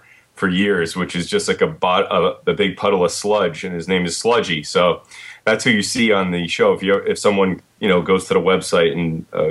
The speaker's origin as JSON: {"language": "English", "region": "New Jersey", "country": "United States", "tie": "born or raised there", "said": "Yeah, my entire life, you know."}